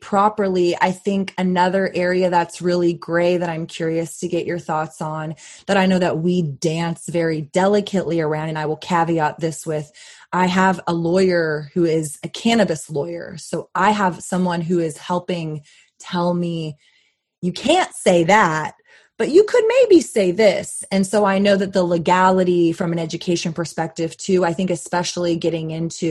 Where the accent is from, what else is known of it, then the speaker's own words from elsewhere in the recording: Texas, United States; as a Texan